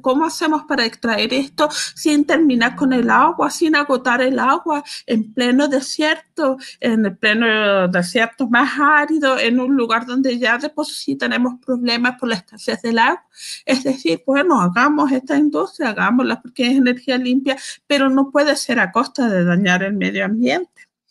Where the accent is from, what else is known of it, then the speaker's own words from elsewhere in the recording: Calama, Antofagasta, Chile; las calameñas inteligentes y astutas, que a ese grupo pertenezco yo